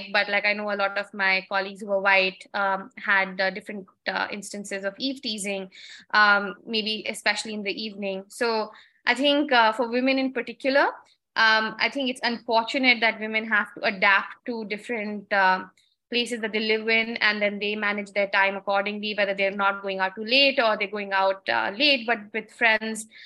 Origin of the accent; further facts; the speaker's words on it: New Delhi, Delhi, India; I mean, I came from New Delhi